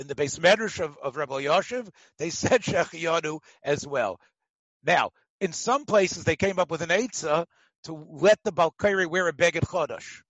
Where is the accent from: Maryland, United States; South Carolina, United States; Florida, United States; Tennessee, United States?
Tennessee, United States; Memphis; moved away; the minhag in my hometown in Memphis